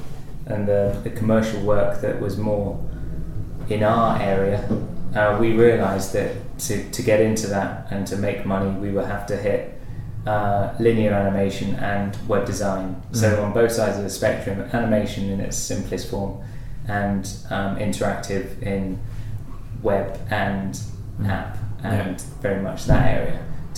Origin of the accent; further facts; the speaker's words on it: California, United States; I'm from California.